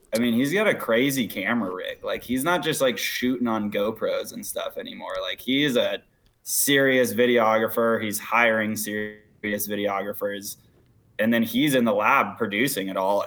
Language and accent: English; Washington, United States; I'm from Washington State, Colorado. It's where my dad's from